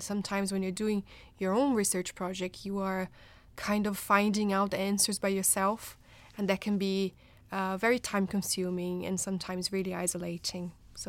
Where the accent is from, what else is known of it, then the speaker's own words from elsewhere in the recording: Brazil; moved away as an adult; now in United Kingdom; I am from Brazil originally. I'm a nurse by background, and I came to the UK in 2013 to do my PhD.